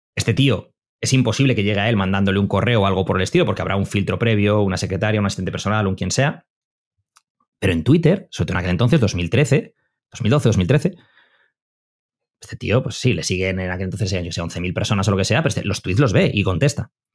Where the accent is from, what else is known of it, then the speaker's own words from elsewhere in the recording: Madrid, Community of Madrid, Spain; also born or lived in Bilbao; Yo soy de Madrid, o nací en Bilbao, pero me crié en Madrid